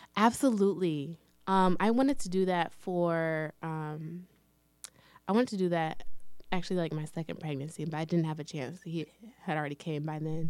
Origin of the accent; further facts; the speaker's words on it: Lansing, Michigan, United States; also born or lived in Detroit, Michigan; I was actually born and raised in Lansing, Michigan